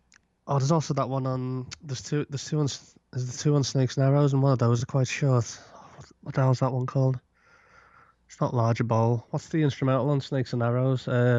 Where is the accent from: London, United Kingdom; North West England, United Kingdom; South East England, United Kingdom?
North West England, United Kingdom; Liverpool; now in Gosport, United Kingdom; I'm originally from Liverpool, home of …, but I live on the south coast now in a place called Gosport.